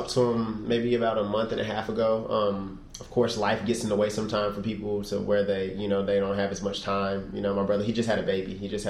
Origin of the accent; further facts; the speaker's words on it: Oklahoma, United States; also born or lived in Germany / California / Louisiana; I'm a military brat. I was born in Germany, moved around a lot. I've lived in California, lived in Louisiana. And then pretty much the majority of my life, I grew up in Oklahoma.